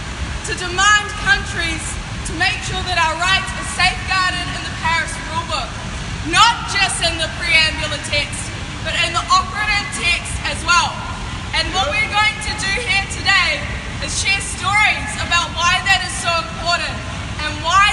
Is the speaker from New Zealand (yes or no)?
yes; New Zealand; I'm from Aotearoa, New Zealand.